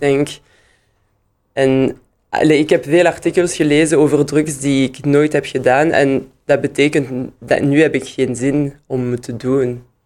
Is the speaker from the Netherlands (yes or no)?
no; Liège, Wallonia, Belgium; Dutch is a second language; ik ben in Luik geboren en in Luik kon ik gewoon Engels eerst leren